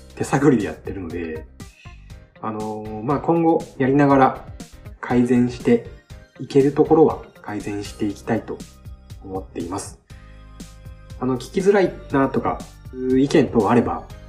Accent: Shimane, Japan; 生まれも育ちも島根県です。

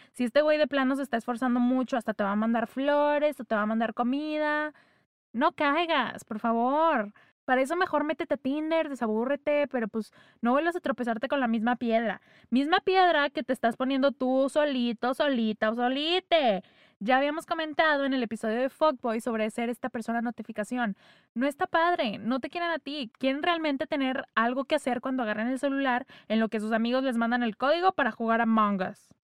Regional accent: northern Mexico, Mexico; accent: norteño; se me salió mucho el acento norteño.

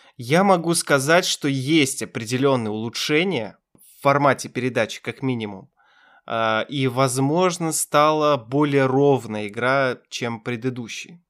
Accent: Kazakhstan; я из Казахстана

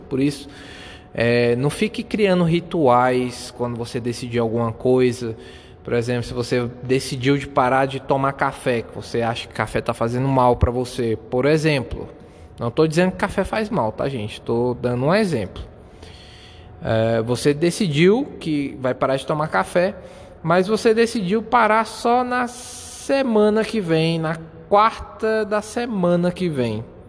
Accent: Brazil; first language Portuguese; português mesmo, que é a minha língua nativa aqui, sou brasileiro

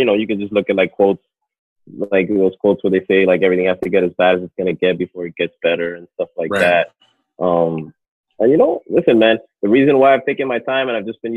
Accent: Miami, Florida, United States; I'm from Miami

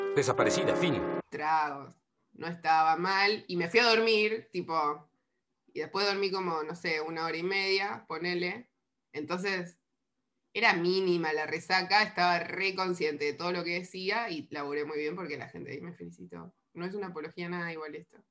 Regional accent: La Plata, Buenos Aires Province, Argentina; yo soy de La Plata

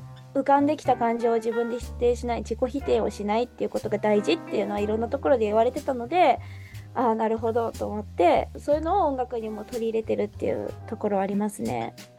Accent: Nagoya, Aichi, Japan; also born or lived in Tokyo; もともと地元が名古屋で両親も名古屋で、うん、高校も大学もずっと名古屋で

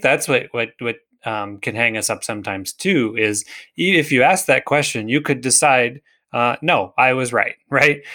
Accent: United States; I was born in the United States to Christian parents

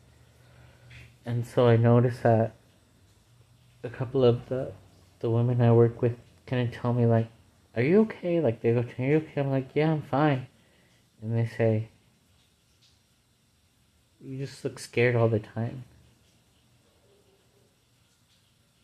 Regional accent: United States; I'm an American

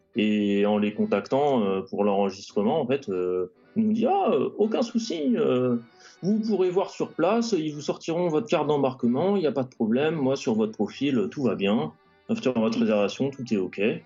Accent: Île-de-France, France; j'ai grandi en Ile-de-France

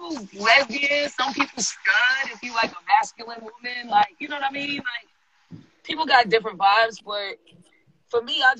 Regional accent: Boston, Massachusetts, United States; I'm from Dorchester.

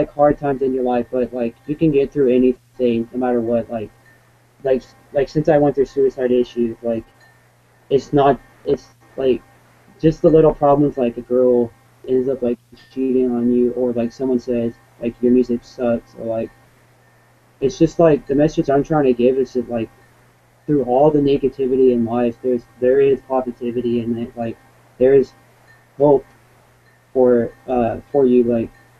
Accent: West Coast, United States; I try to play as much shows as I can out here in my hometown

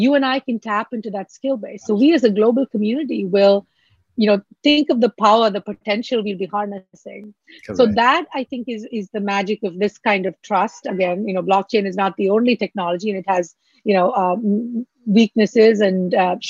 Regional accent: Mumbai, Maharashtra, India; moved away as an adult; also born or lived in Kerala, India; now in New York City, United States; from Kerala, I grew up in Mumbai. I'm here in New York City raising my family

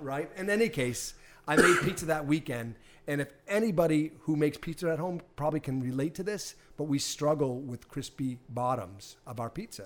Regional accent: Hanover, Massachusetts, United States; also born or lived in Cohasset, Massachusetts; I'm from Boston. I grew up in Hanover.

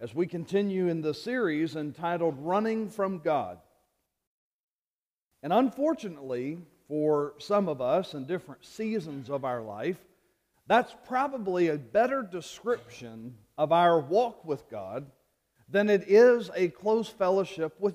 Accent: Louisiana, United States; moved away; my home state of Louisiana

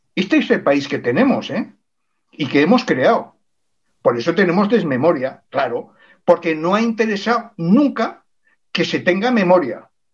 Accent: Spain; soy español, soy navarro, soy aragonés, soy catalán

